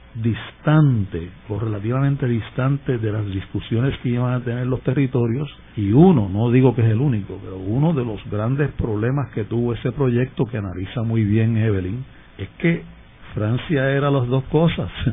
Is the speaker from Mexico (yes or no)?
no; Puerto Rico